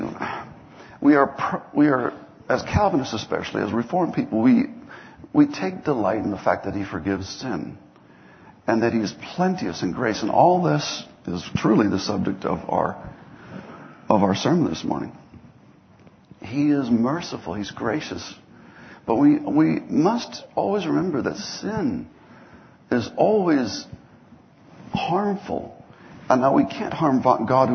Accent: Minnesota, United States; When I was growing up in Minnesota

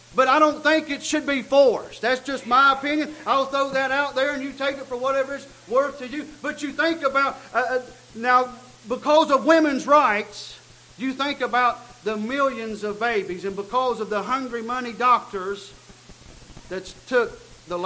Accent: United States; I am an American

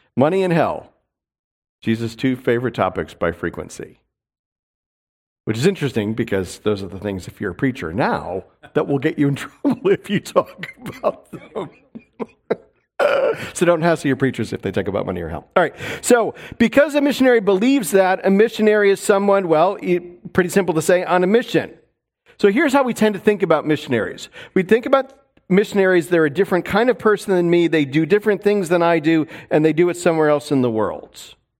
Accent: New York, United States; also born or lived in Seattle; now in North Idaho, United States; where I grew up in New York

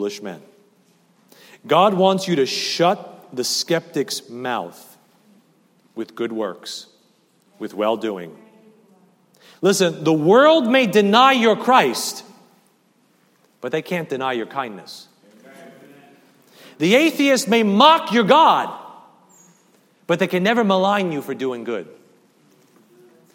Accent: New York City, New York, United States; I grew up over there in Staten Island, Eltingville, Great Kills area

